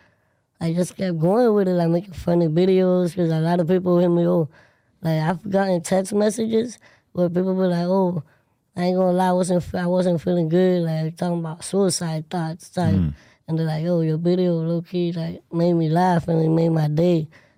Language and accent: English; West Palm Beach, Florida, United States; raised in Florida, in Palm Beach, West Palm Beach.